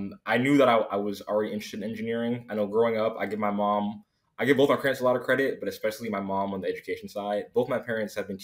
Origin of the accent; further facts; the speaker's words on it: Miami, Florida, United States; I'm from South Florida. I'm from Miami originally